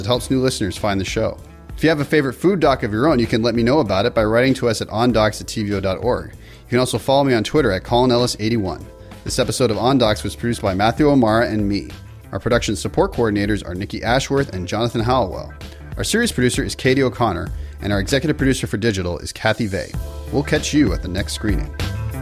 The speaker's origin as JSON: {"language": "English", "town": "Toronto", "region": "Ontario", "country": "Canada", "tie": "born or raised there", "said": "Toronto 'cause this is where I grew up"}